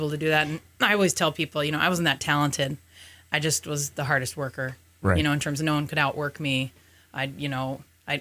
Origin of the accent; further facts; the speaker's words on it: Colorado, United States; moved away as an adult; also born or lived in Scottsdale, Arizona; now in Minnesota, United States; Born in Scottsdale. My dad was retired Army cool. banker and then moved around a lot. So then we moved to Colorado when I was like eight. And then that's where I kind of call home